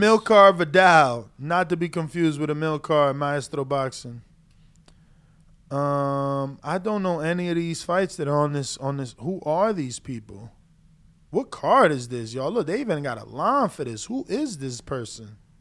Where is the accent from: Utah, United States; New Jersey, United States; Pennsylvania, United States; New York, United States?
New Jersey, United States; Newark; Newark, New Jersey native, my hometown